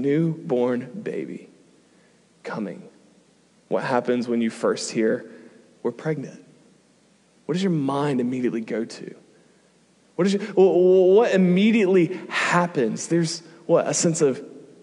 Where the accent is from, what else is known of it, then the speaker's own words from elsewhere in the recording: United States; moved away as an adult; we're from America